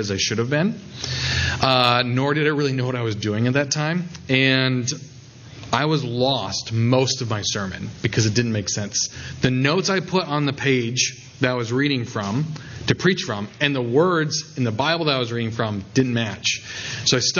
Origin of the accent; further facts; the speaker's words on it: South Dakota, United States; I was at a rural church in my home state of South Dakota, which is basically all rural.